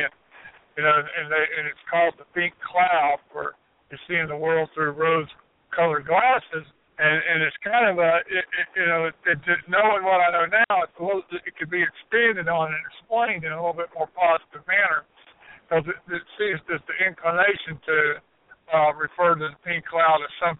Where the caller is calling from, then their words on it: Asheville, North Carolina, United States; from Asheville.